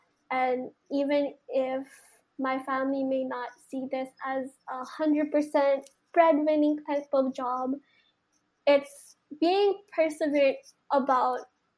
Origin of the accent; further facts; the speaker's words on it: Philippines; And I feel like as a Filipino, it's our duty and our call to continue to be resilient as what is already embedded in us.